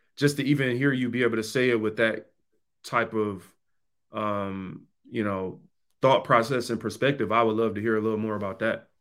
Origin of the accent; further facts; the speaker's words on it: Detroit, Michigan, United States; I come from the East Side, Seven Mile in Detroit